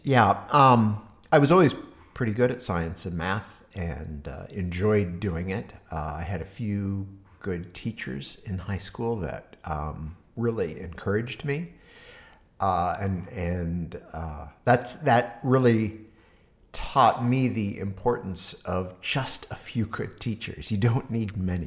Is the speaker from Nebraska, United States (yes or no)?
yes; Harvard, Nebraska, United States; also born or lived in Hastings, Nebraska; now in Berkeley, United States; Uh, grew up in a small town called Harvard, Nebraska.